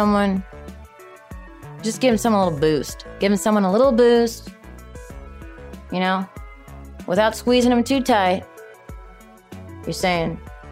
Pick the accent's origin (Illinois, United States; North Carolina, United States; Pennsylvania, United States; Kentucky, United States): Illinois, United States; Chicago; moved away; I'm originally from Chicago